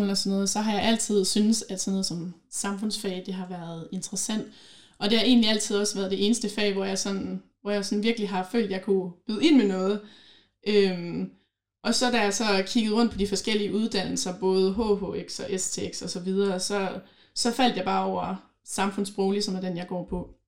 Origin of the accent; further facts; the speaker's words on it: Holstebro, Central Denmark Region, Denmark; now in Herning, Denmark; Jeg var jo tilflytter fra Holstebro af, så jeg kendte faktisk ikke nogen som helst på Herning Gymnasium, da jeg startede.